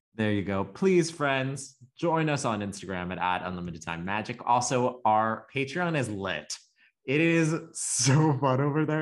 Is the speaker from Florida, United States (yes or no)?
yes; the South, Florida, United States; I was raised pretty much in the South, Florida's, like, the dump truck of the South